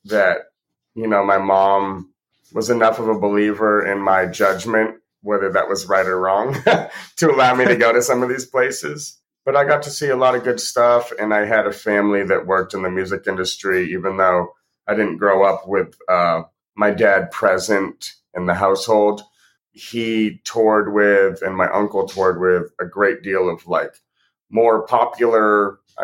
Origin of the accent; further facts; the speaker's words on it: Seacoast, New Hampshire, United States; also born or lived in Portland, Maine; I was born in Portland, Maine. I grew up in the Seacoast, New Hampshire area